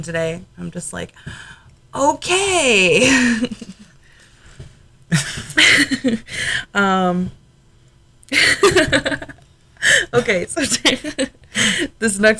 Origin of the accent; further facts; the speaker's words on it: Buffalo, New York, United States; we are both from Buffalo